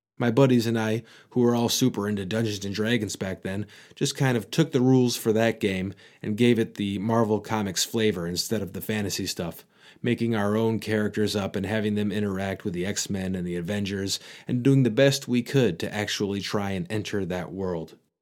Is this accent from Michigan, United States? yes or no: yes; Michigan, United States; accent: Michigan; my Michigan accent